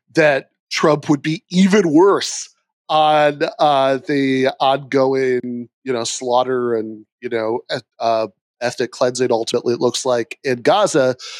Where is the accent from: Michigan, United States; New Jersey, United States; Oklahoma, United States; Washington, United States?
Michigan, United States; my home state of Michigan